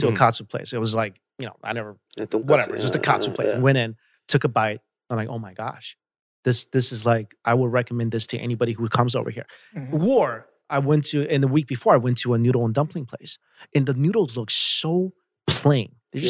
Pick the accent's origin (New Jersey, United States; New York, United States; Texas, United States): New York, United States; moved away; I'm from New York